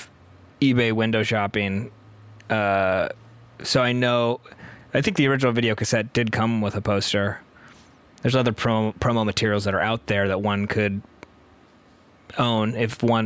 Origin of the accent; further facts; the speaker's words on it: San Diego, California, United States; I'm from San Diego, and my oldest brother was super into comics